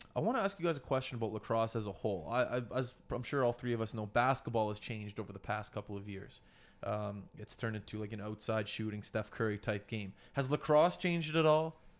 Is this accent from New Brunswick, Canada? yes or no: no; Nova Scotia, Canada; coming from Nova Scotia